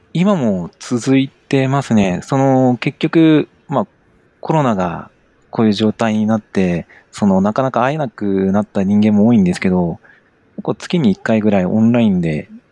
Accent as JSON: {"language": "Japanese", "town": "Sapporo", "region": "Hokkaido", "country": "Japan", "tie": "born or raised there", "also_born_or_lived": "Tokyo", "moved": "as an adult", "lives_now": "Sapporo, Japan", "said": "もともとその地元が札幌だったんですが、えー、仕事を始めるタイミングで東京に出て"}